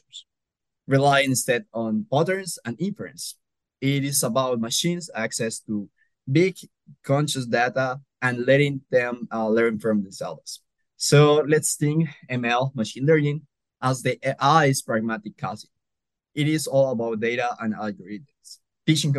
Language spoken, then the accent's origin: English; Colombia; now in Nebraska, United States; I am from Colombia originally